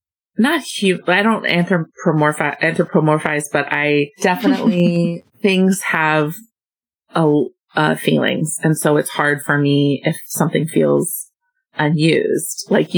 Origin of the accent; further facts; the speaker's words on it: Champaign, Illinois, United States; I am from Champaign, Illinois.